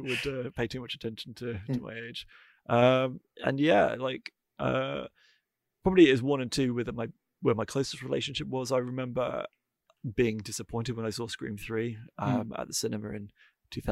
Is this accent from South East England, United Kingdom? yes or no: no; North Wales, United Kingdom; I grew up in North Wales